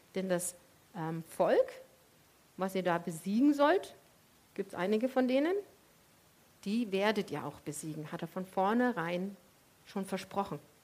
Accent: Leipzig, Saxony, Germany; weil ich komme ja aus dem Osten und bei uns gab es in ganz Leipzig eine Sorte Eis

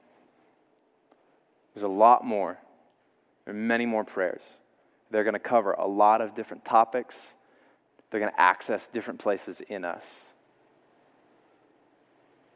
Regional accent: the South, United States; I grew up in the South

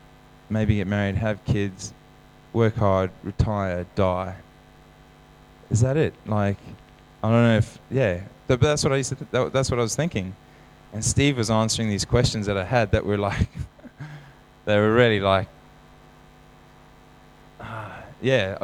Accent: South Africa; Growing up in South Africa, we sing the Lord's Prayer

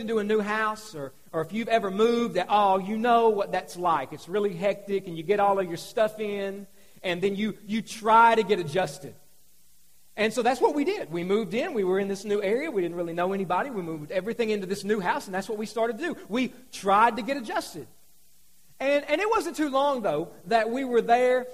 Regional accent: Hazard, Kentucky, United States; moved away as an adult; also born or lived in Salem, Kentucky; I'm from Hazard

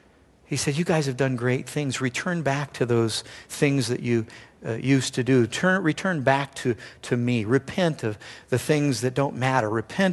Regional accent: Simi Valley, California, United States; he pastors in the hometown I grew up in Simi Valley, California.

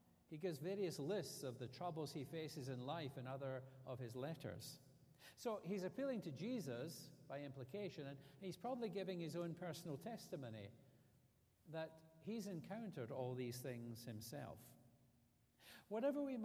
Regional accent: Scotland, United Kingdom; moved away as an adult; now in Alabama, United States; the difference between living in America and living in Scotland, even after 14 years of being here

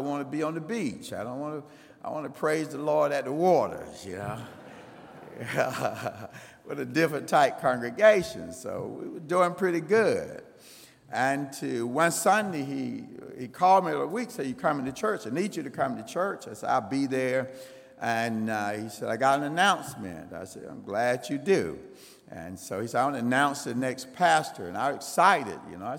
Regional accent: Greenville, United States; I grew up right here in Greenville

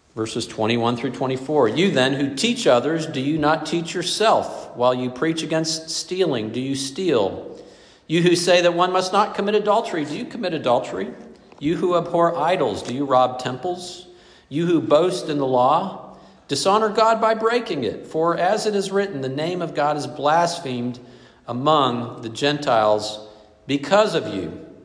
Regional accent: the Bible Belt, the South, United States; I grew up in the Bible Belt, the belt of privilege

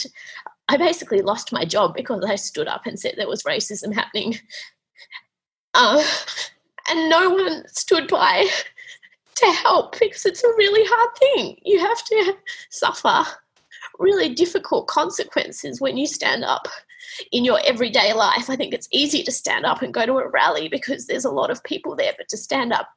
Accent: Australia; I was Australian

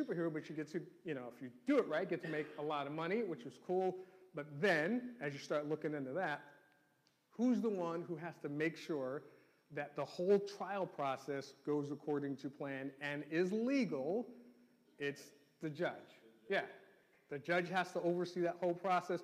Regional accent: New York City, New York, United States; growing up in New York City

